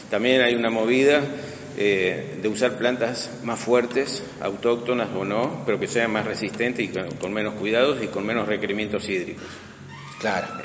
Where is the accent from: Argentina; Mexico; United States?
Argentina; Buenos Aires; moved away as an adult; Yo vine en el año 2001 y realmente voy a terminar mis días acá. La evolución que hubo de donde yo vine era de Buenos Aires.